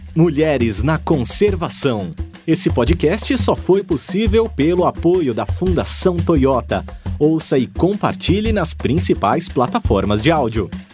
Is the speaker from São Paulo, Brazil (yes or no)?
no; Pipa, Rio Grande do Norte, Brazil; eu fui criada em Pipa, né? Com a comunidade pesqueira. Tibau do Sul, Pipa, Cibaúma.